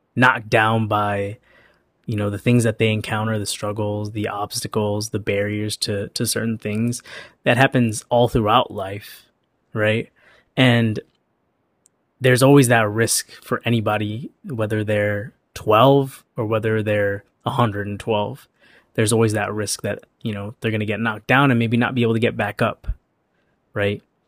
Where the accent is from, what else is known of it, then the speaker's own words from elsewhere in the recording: Chicago, Illinois, United States; moved away as an adult; also born or lived in Los Angeles; I was born and raised in Chicago, and I moved to L A for, for college